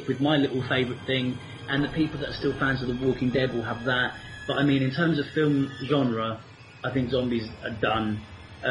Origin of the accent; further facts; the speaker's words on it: United Kingdom; us normal British folks